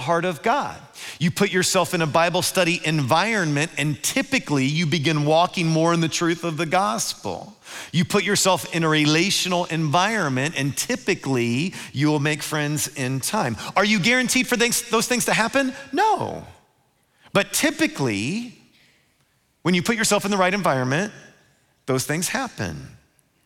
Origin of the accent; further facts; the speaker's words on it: Louisville, Kentucky, United States; when I was growing up in Louisville, there was a pond behind my house